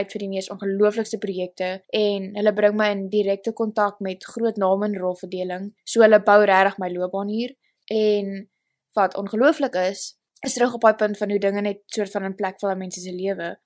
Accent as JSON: {"language": "Afrikaans", "town": "Stellenbosch", "region": "Western Cape", "country": "South Africa", "tie": "born or raised there", "accent": "South African", "moved": "as an adult", "lives_now": "Los Angeles, United States", "said": "ek het groot geword in Stellenbosch"}